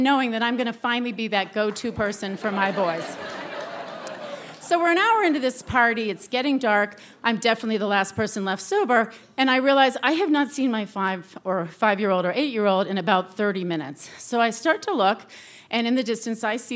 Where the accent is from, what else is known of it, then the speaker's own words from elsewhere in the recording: New England, United States; I'm from New England